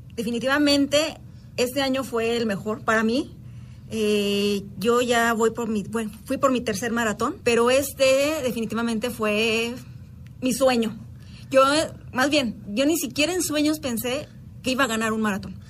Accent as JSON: {"language": "Spanish", "region": "Guanajuato", "country": "Mexico", "said": "somos de Guanajuato"}